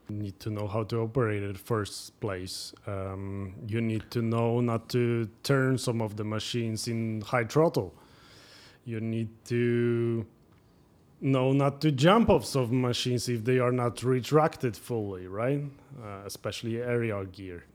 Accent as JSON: {"language": "English", "country": "Poland", "tie": "born or raised there", "also_born_or_lived": "Norway", "moved": "as an adult", "lives_now": "Toronto, Canada", "said": "I was born in Poland, but I had my business running mainly in Norway"}